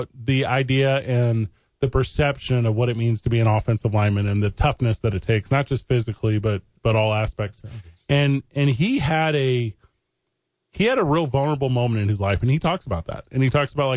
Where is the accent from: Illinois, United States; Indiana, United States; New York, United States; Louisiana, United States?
Illinois, United States; East St. Louis; we had some big names come out of my hometown